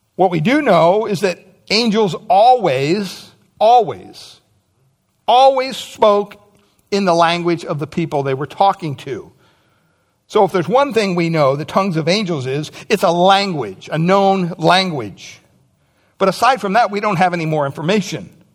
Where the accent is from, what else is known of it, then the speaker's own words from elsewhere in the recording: United States; Growing up in America